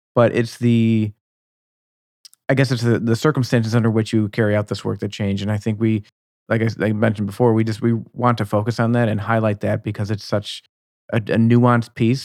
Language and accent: English; Buffalo, New York, United States; moved away; I'm originally from the Buffalo, New York region